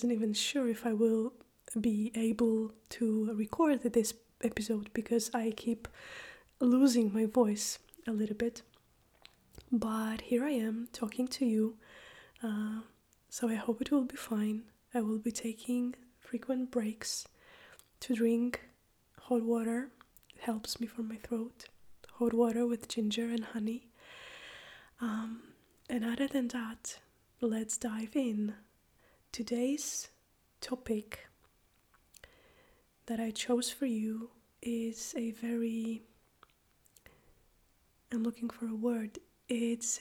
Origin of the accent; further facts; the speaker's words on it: Poland; moved away as an adult; now in Iceland; I am from Poland, but I live and teach and practice in Iceland.